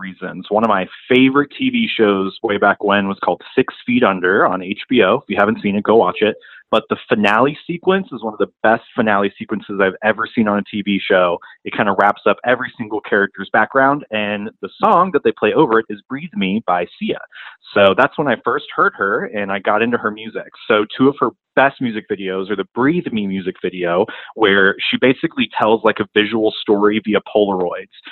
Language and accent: English; Rock Hill, South Carolina, United States; I'm from Rock Hill, South Carolina